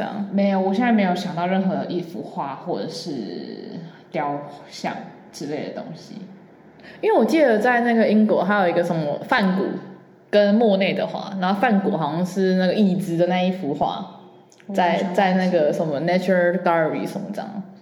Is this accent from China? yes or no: no; Taiwan; 因为我们台湾人太多美食了，然后所有人都外食，又方便又便宜